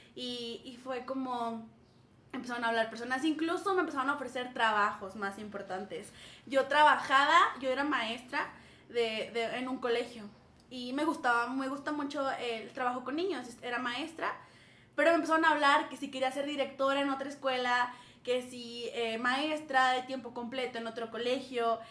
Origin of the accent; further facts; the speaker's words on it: Saltillo, Coahuila, Mexico; moved away as an adult; now in Querétaro, Mexico; Yo soy de Saltillo, orgullosamente del norte